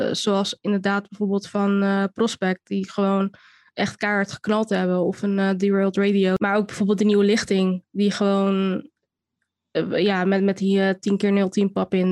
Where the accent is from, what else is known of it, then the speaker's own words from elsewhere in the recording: Rotterdam, South Holland, Netherlands; opgegroeid in Rotterdam, in Rotterdam-Zuid